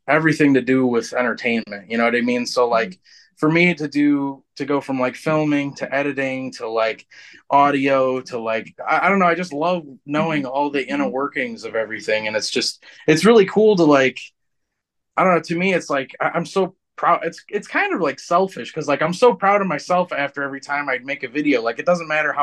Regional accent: Michigan, United States; Where are you from? And I'm like, Michigan

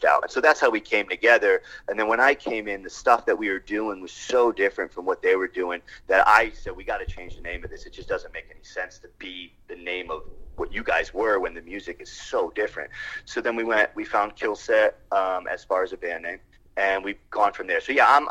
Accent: Connecticut, United States; moved away as an adult; now in California, United States; I'm originally from Connecticut

